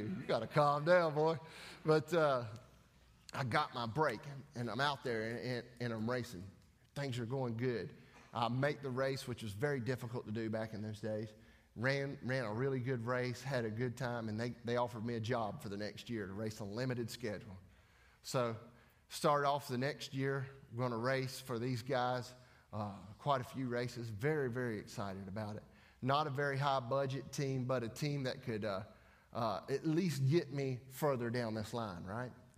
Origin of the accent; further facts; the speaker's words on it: Denver, North Carolina, United States; I'm from Denver, North Carolina, which is right down the road from Mooresville